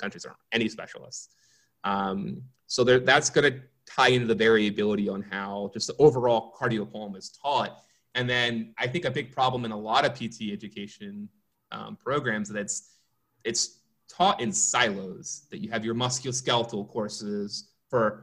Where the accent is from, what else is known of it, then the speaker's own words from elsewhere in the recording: Philadelphia, Pennsylvania, United States; moved away; I'm originally from Philadelphia. I was back home